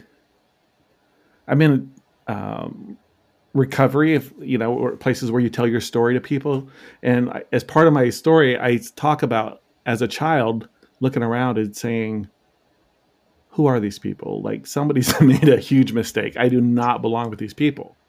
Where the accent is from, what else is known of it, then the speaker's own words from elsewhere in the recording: Arkansas, United States; also born or lived in Illinois; my mom took me and my sister to Arkansas, where I spent most of my childhood, kind of like I would do school in Arkansas, summer in Illinois.